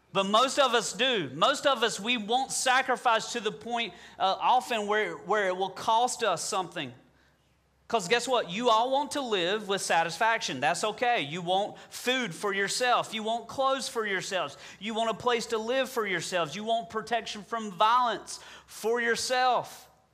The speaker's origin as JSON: {"language": "English", "region": "Southern", "country": "United States", "accent": "Southern", "said": "my Southern accent"}